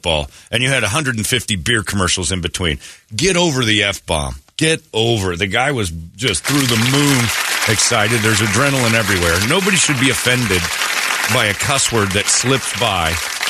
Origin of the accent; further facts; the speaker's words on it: Arizona, United States; I grew up in Mormon, Arizona here